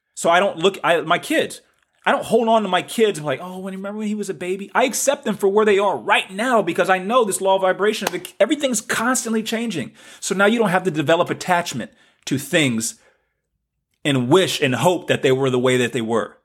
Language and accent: English; the South, United States; accent: southern; my southern accent